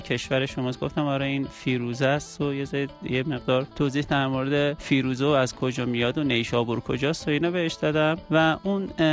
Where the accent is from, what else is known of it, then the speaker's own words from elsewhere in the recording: Iran; من اهل ایرانم